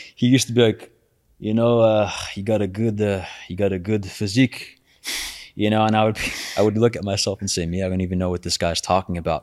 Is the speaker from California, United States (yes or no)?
no; New York City, New York, United States; I'm also from Brooklyn, born and raised.